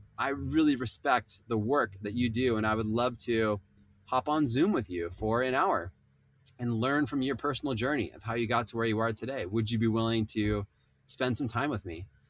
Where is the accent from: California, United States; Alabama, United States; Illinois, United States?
California, United States; Southern; I grew up in Southern California